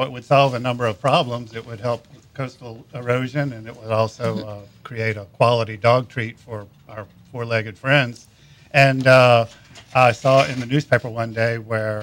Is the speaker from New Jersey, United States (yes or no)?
no; Baton Rouge, Louisiana, United States; also born or lived in Argentina; I was born and raised in Baton Rouge. Went to high school up there. Went to LSU